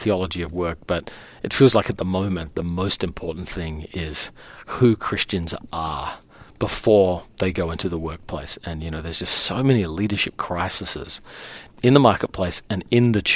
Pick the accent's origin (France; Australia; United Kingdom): Australia; moved away as an adult; now in New York City, United States; I'm actually more American than I am Australian at this point